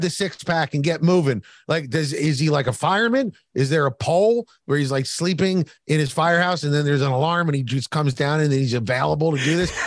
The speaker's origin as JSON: {"language": "English", "town": "Philadelphia", "region": "Pennsylvania", "country": "United States", "tie": "born or raised there", "said": "I grew up in Philadelphia."}